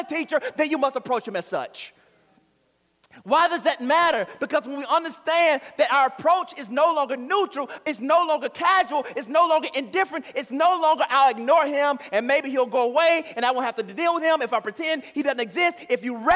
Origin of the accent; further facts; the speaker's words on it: Florida, United States; I was born in Florida. I plan on dying in Florida.